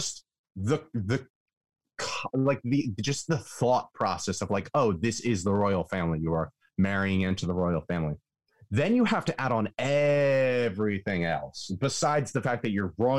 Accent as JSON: {"language": "English", "country": "United States", "said": "As an American"}